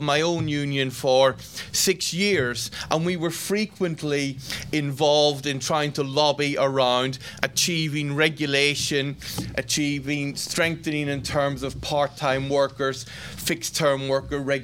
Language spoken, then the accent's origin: English; Ireland; an Irishman